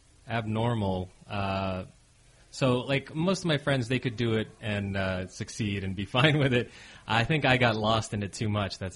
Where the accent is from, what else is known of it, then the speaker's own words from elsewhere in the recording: Las Vegas, Nevada, United States; moved away as an adult; now in Los Angeles, United States; Right now, I'm in Los Angeles, but I'm from Las Vegas.